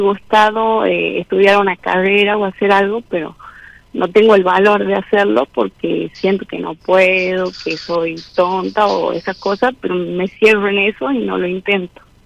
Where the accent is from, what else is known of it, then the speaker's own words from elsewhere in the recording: San Miguel de Tucumán, Tucumán, Argentina; de Tucumán